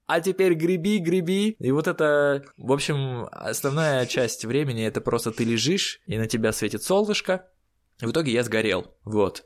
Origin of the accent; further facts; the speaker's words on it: Siberia, Russia; я человек из Сибири